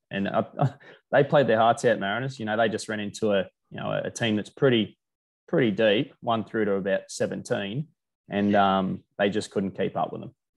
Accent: Australia; as an Aussie

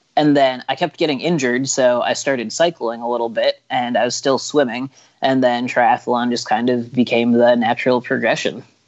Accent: Illinois, United States; I'm from Illinois

